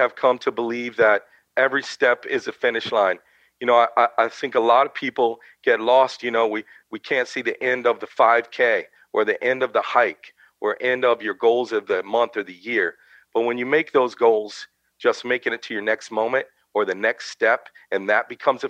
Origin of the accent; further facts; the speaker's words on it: Brooksville, Florida, United States; I'm from Brooksville, Florida, a little place north of Tampa. Grew up right near the Withlacoochee State Forest